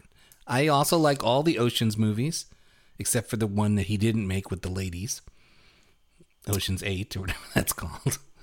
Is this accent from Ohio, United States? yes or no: no; New York City, New York, United States; moved away as an adult; also born or lived in East Coast; now in Madison, United States; I lived in Brooklyn till I was thirty, thirty-one